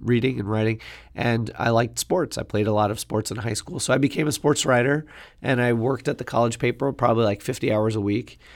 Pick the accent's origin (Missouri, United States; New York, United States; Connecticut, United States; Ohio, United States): New York, United States; New York City; I grew up in Queens